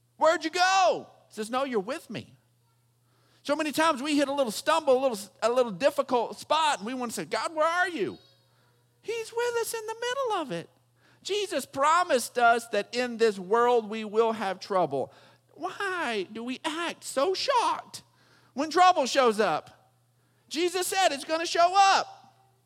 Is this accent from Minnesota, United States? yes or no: no; Texas, United States; growing up in Texas